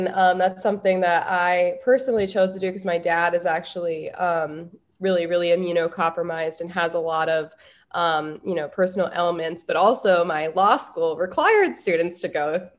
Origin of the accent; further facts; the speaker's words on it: South Dakota, United States; moved away as an adult; now in Washington, D.C., United States; as someone who is originally from South Dakota and spent most of the pandemic in Governor Kristi Noem's, you know, freedom state